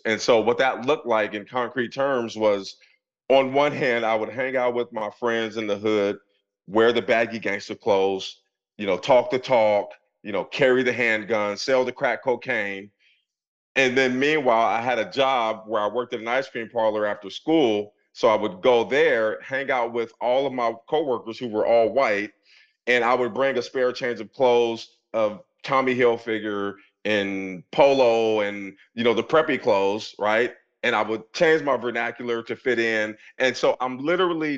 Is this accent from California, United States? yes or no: no; Portland, Oregon, United States; moved away as an adult; now in Pennsylvania, United States; I grew up in Portland, Oregon in the 80s